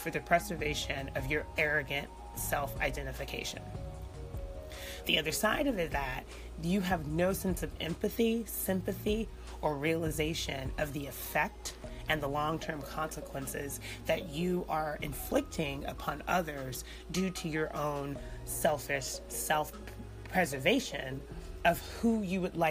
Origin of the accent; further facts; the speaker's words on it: United States; we're Americans.